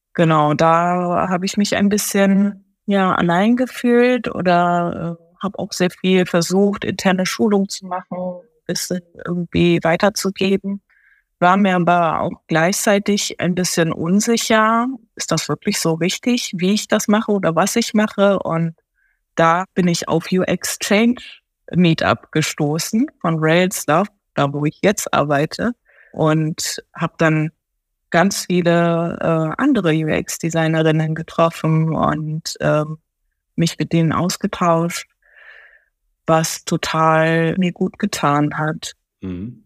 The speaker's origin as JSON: {"language": "German", "country": "Germany", "tie": "born or raised there", "also_born_or_lived": "Tokyo, Japan", "second_language": "German", "said": "Bin aber dann seit meinem neunten Lebensjahr in Deutschland aufgewachsen"}